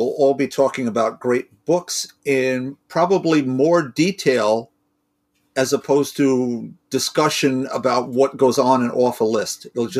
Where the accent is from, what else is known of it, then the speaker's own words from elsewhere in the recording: New York, United States; I'm a New Yorker